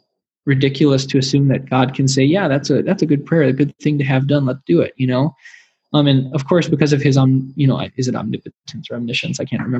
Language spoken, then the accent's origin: English; Wisconsin, United States; now in Iowa, United States; Like, I came from Wisconsin. I live in Iowa.